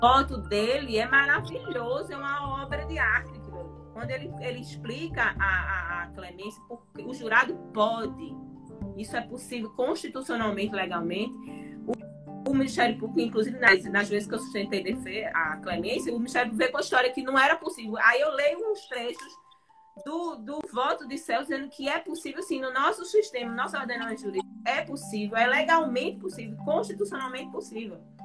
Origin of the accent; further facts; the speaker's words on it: Recife, Pernambuco, Brazil; moved away; sou recifense, morro de saudade de Pernambuco